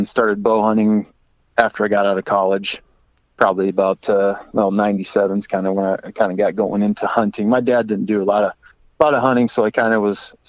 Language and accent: English; Le Mars, Iowa, United States; I actually had the Floyd River, when I was younger, till I was about 6 years old. I had the Floyd River in Lamar's, Iowa, kind of as my back door